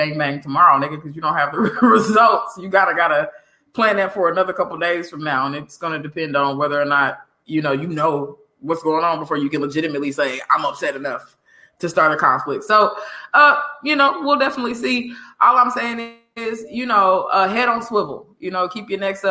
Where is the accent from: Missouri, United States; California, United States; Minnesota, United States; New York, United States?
Missouri, United States; Kansas City; From the town, baby. Kansas City, Missouri.